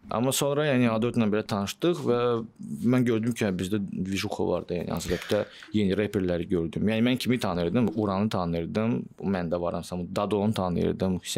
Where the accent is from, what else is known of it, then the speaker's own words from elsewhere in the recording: Azerbaijan; Yox, mən Vasmoyda böyümüşəm. Biz Vasmoyda böyümüşük.